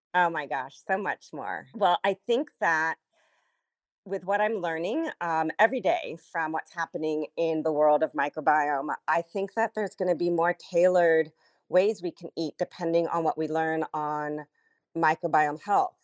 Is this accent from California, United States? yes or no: yes; Los Angeles, California, United States; I was born and raised in the San Fernando Valley in a place called Sherman Oaks